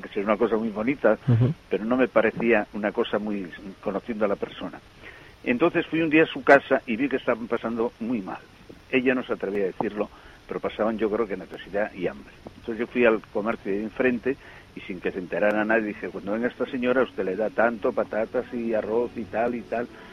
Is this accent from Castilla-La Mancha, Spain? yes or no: no; Pola de Somiedo, Asturias, Spain; yo soy de Somiedo, de Pola de Somiedo